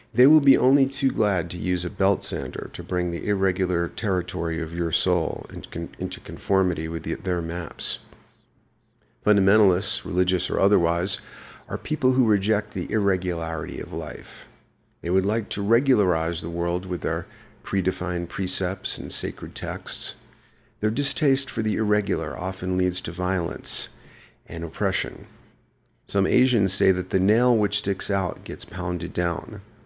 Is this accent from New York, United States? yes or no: yes; New York City, New York, United States; moved away; I grew up in the Bronx